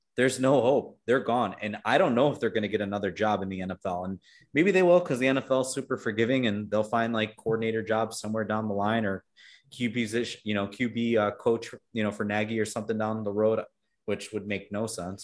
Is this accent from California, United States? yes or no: no; Chicago, Illinois, United States; I'm from Chicago